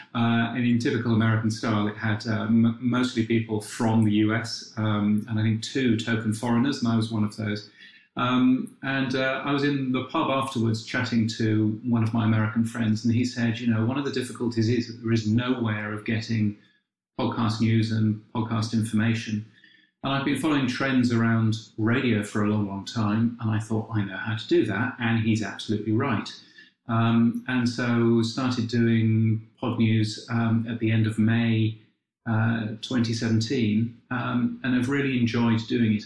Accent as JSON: {"language": "English", "country": "United Kingdom", "said": "being a Brit"}